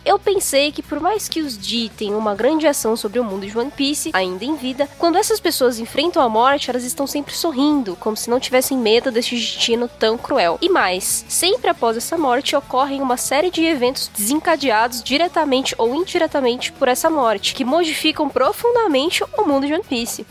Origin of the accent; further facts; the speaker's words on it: Osasco, São Paulo, Brazil; eu venho de Osasco